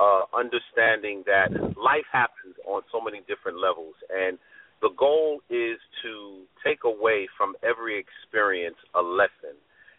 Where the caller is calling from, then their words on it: New York City, New York, United States; I'm calling from Brooklyn.